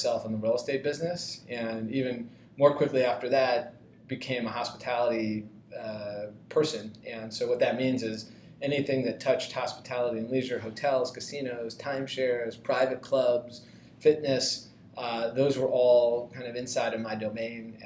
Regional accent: Toronto, Ontario, Canada; moved away as an adult; also born or lived in Princeton; now in Philadelphia, United States; I grew up in Toronto

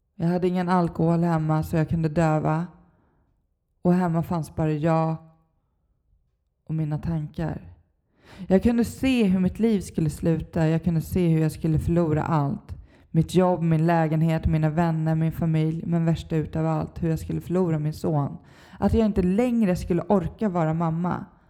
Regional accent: Stockholm, Stockholm County, Sweden; jag är uppvuxen i Stockholm, Bagarmossen

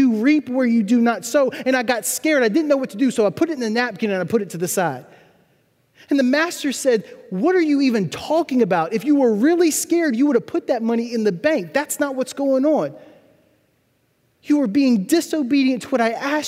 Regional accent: Louisiana, United States; also born or lived in New Orleans, Louisiana; I grew up about 60 miles north of the city in a tiny town with 4,000 people and 40,000 cows

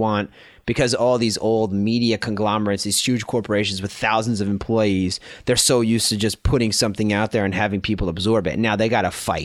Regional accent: New York, United States; moved away as an adult; now in Berlin, Germany; I'm not American. I'm a fucking New Yorker

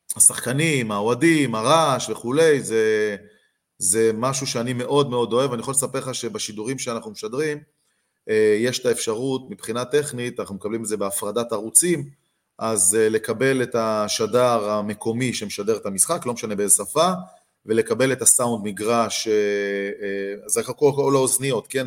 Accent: Beersheba, Southern District, Israel; אני גדלתי בבאר שבע

